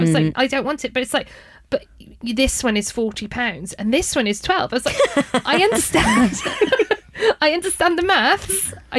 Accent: Wales, United Kingdom; I'm from Wales

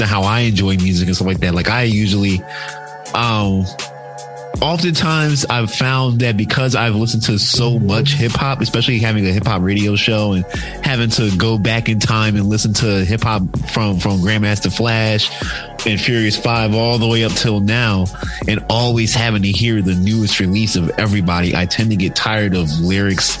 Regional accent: Philadelphia, Pennsylvania, United States; moved away; growing up and being in Philadelphia, especially being in the Black community in Philadelphia

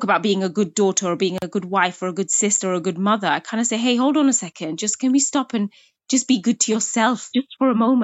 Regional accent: United Kingdom; growing up as a British Bangladeshi Muslim woman

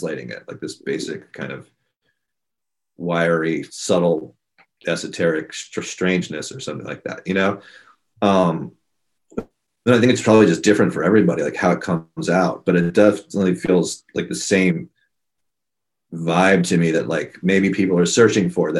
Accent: Washington, District of Columbia, United States; also born or lived in India; grew up in Washington D.C.

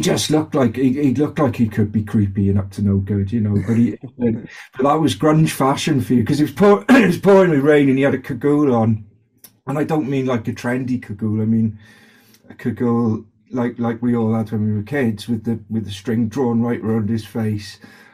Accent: Cardiff, Wales, United Kingdom; Yeah, I grew up in South Wales in Cardiff. The accent kind of is still there. It morphs a little bit.

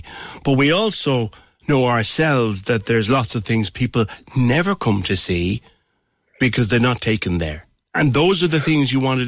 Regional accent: Cork, Munster, Ireland; as a Corkman, I'm well familiar with Cape Clear.

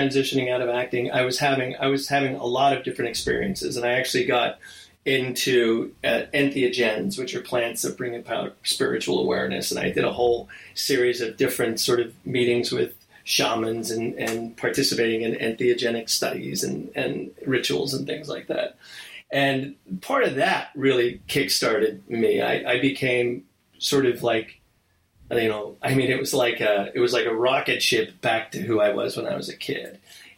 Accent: New Jersey, United States; moved away; growing up in New Jersey

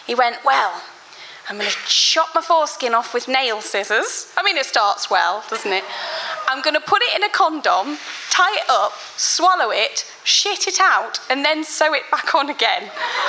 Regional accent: Birmingham, West Midlands, United Kingdom; born there; I was, yeah.

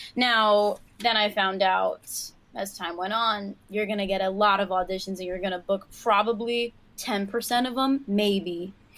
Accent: New York City, New York, United States; Born and raised, you know I'm from Queens

